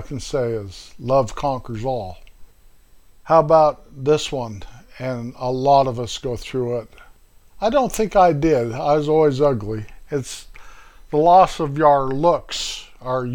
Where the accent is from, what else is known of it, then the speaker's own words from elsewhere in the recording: north central Colorado, United States; moved away as an adult; also born or lived in Midwest; that little town up in north central Colorado, my hometown